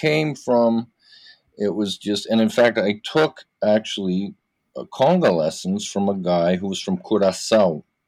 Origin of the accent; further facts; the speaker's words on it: Vancouver, British Columbia, Canada; now in Toronto, Canada; I was born in Toronto, but then I grew up in Vancouver. I moved there very young. I grew up in Vancouver